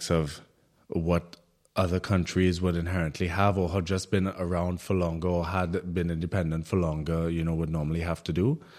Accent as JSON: {"language": "English", "country": "Trinidad & Tobago", "tie": "born or raised there", "moved": "yes", "lives_now": "Berlin, Germany", "said": "growing up in the Caribbean"}